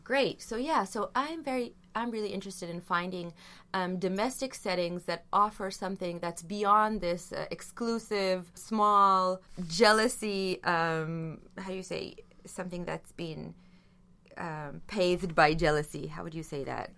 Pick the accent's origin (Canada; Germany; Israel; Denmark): Israel; I come from Israel